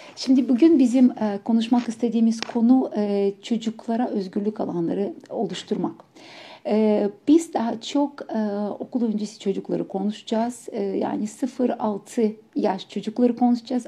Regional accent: Ukraine; Turkish is a second language; now in Turkey; ben Ukraynalıyım aksanla konuşacağım

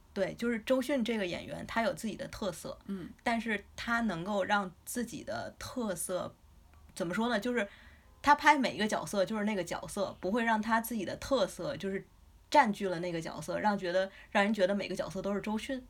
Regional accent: China; 我们中国人

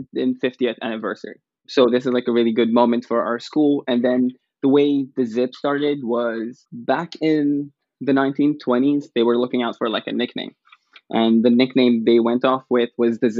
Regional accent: Abu Dhabi, United Arab Emirates; moved away as an adult; now in Akron, United States; I'm from the United Arab Emirates, Abu Dhabi, and I grew up over there, went to school over there.

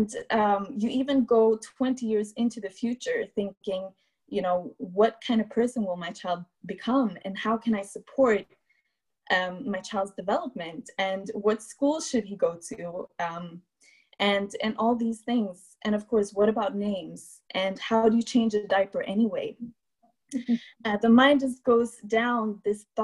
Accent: Malmö, Skåne, Sweden; Living in Malmö, Sweden, which is my hometown where I grew up.

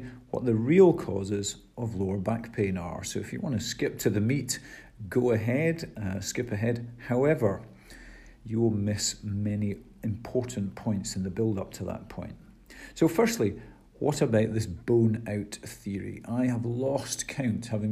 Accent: Scotland, United Kingdom; we are Scottish and British here

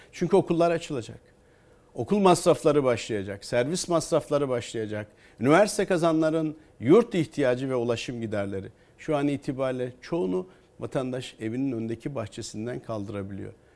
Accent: Çankırı Province, Turkey; benim memleketim Çankırı

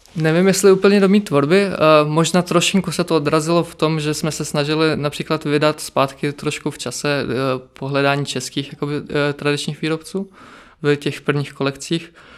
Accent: Czechia; also born or lived in Zakarpattia, Ukraine; od malička jsem tady v Česku

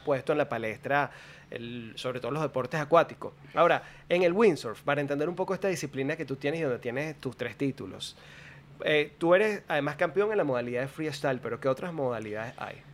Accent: Caracas, Capital District, Venezuela; moved away as an adult; yo nací y crecí en Caracas, luego decidí mudarme al, mar

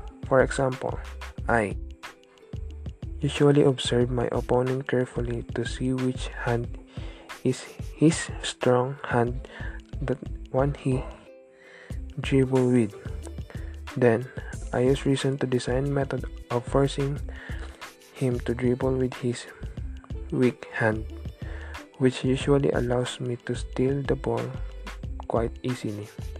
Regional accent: San Francisco, California, United States; I am 17 years old and I am from San Francisco, California.

